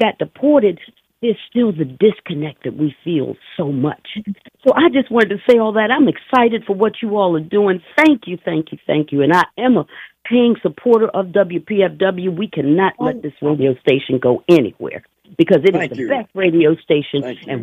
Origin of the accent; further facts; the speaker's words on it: Arlington, Virginia, United States; also born or lived in Washington, D.C.; I, as a Virginian, someone who was born in D.C. because you couldn't be born in Arlington County hospitals, but I grew up here in Arlington